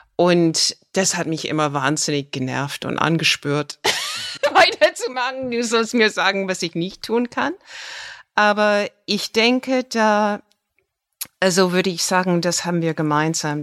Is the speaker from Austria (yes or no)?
no; United States; German is a second language; now in Germany; mein Heimatland Amerika